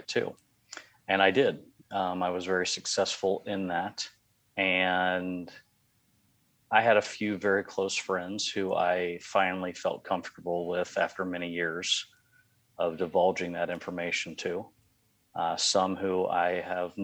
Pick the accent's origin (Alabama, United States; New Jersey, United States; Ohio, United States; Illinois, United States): Ohio, United States; Cincinnati; moved away as an adult; also born or lived in California; now in Sebastopol, United States; I grew up in Cincinnati, Ohio. Spent the first, almost 30 years